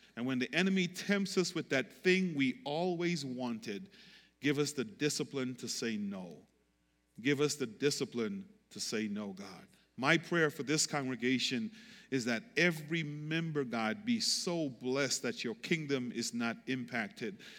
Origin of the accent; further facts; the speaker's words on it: U.S. Virgin Islands; moved away; I grew up on Saint Croix, um, beach, coconut